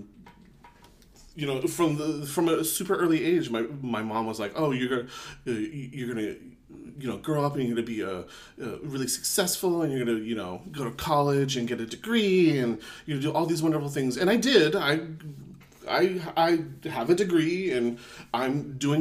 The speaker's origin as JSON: {"language": "English", "country": "Philippines", "tie": "born or raised there", "moved": "yes", "lives_now": "United States", "said": "I was born in the Philippines. I'm a Filipino American"}